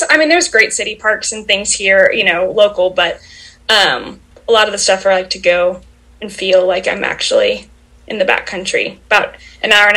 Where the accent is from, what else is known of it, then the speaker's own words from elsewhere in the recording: Northwest Indiana, United States; now in Tennessee, United States; I'm originally from Northwest Indiana, so right on Lake Michigan, where the Indiana Dunes National Park now used to be National Lakeshore when I was growing up